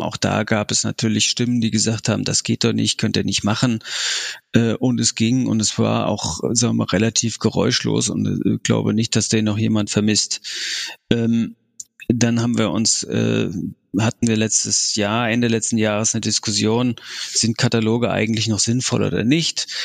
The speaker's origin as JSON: {"language": "German", "town": "Frankfurt", "region": "Hesse", "country": "Germany", "also_born_or_lived": "Lower Saxony / Hamburg / Rhineland", "moved": "as an adult", "lives_now": "Munich, Germany", "said": "komme ich ja ursprünglich aus Frankfurt"}